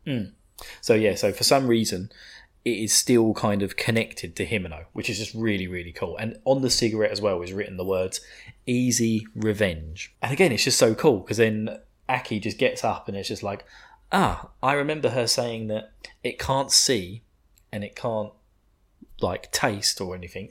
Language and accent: English; United Kingdom; I'm a sadistic bastard being British